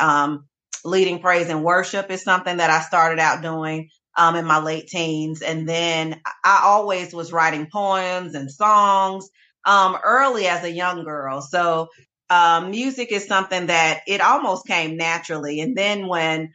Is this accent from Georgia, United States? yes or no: yes; Hinesville, Georgia, United States; moved away as an adult; also born or lived in Germany / Colorado / North Carolina; now in Greensboro, United States; we came back to Georgia, where I'm from, grew up in the Hinesville area.